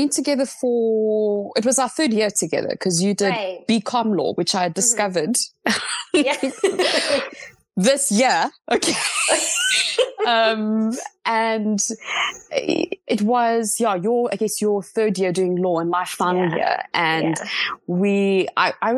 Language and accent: English; Johannesburg, Gauteng, South Africa; also born or lived in Cape Town; I came back to Joburg, my hometown